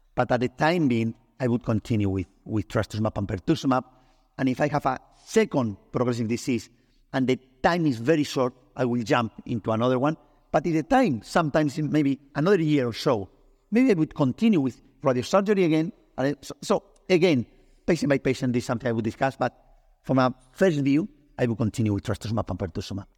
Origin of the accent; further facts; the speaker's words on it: Spain; English is a second language; I'm Spanish, I'm not English